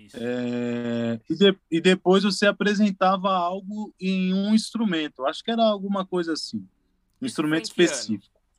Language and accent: Portuguese; São Paulo, Brazil; eu saí da Zona Leste, lá, lá de São Mateus, estou na Zona Leste ainda